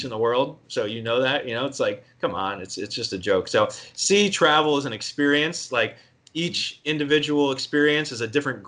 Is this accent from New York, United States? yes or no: no; outside of Philadelphia, Pennsylvania, United States; I grew up East Coast outside of Philly